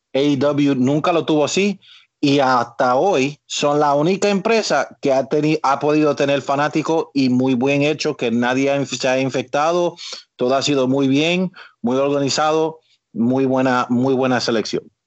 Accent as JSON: {"language": "Spanish", "region": "New Jersey", "country": "United States", "tie": "born or raised there", "said": "aún siendo nacido y criado acá"}